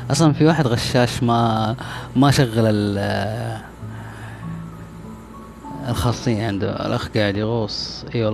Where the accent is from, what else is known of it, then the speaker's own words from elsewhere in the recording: Taif, Makkah Province, Saudi Arabia; also born or lived in Jeddah / Mecca / Medina / Riyadh; آه أنا من جدة لا أنا من الطائف بس آه سكنت في جدة أو عشت في جدة أو عشت في مكة عشت في المدينة